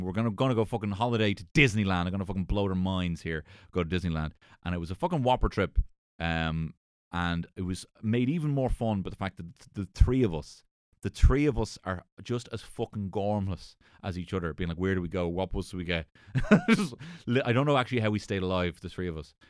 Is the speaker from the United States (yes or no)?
no; Ireland; being an Irish person.